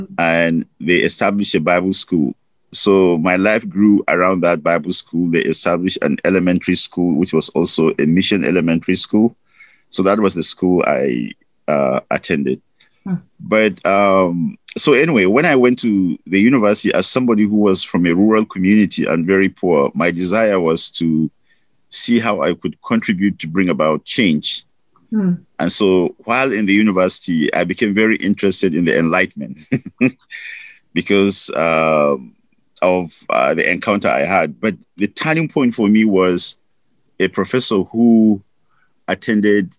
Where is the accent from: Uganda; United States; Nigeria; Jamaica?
Nigeria; moved away; I grew up in Nigeria. I grew up in a rural community